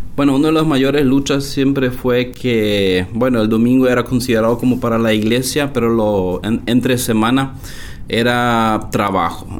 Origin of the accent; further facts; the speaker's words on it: Loma Plata, Boquerón, Paraguay; crecí acá en la colonia hacia una aldea, eh, aunque todo prácticamente es aldea por acá, aunque la ciudad de Loma Plata